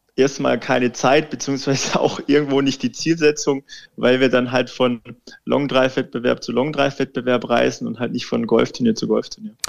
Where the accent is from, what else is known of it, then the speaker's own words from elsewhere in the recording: Baden-Württemberg, Germany; moved away; Ich komme ja ursprünglich aus Baden-Württemberg, aus einem ganz, ganz kleinen Kaff und der Golfplatz, der Golfclub ist eigentlich um das Dorf rum gebaut